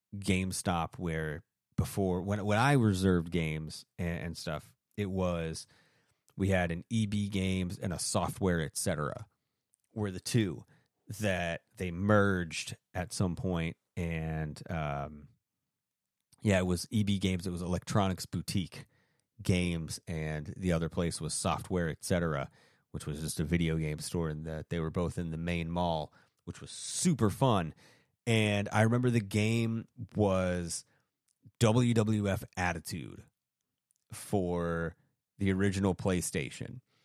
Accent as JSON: {"language": "English", "region": "Maine", "country": "United States", "tie": "born or raised there", "said": "when I was a kid growing up in Maine"}